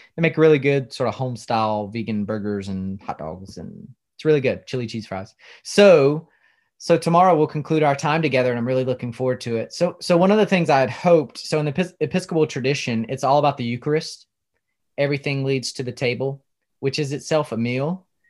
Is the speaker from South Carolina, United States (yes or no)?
yes; South Carolina, United States; I grew up in South Carolina, home of the barbecue